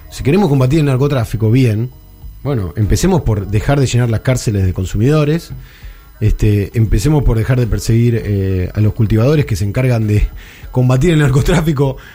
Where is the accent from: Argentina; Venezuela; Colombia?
Argentina; now in Uruguay; lo voy a decir siendo que soy argentino, que vivo acá